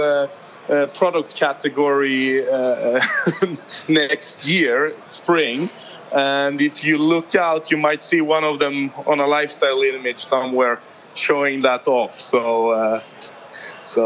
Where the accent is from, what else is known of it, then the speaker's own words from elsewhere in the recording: Malmö, Skåne, Sweden; now in Stockholm, Sweden; I'm not from Stockholm, where I'm based. I'm very patriotic about where I come from, a southern town called Malmö in Sweden.